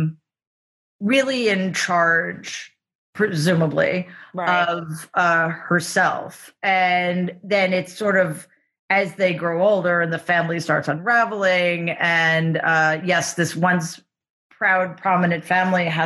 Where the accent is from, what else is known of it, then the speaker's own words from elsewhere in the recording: New York City, New York, United States; moved away as an adult; also born or lived in Boston; I grew up in Jamaica, Queens.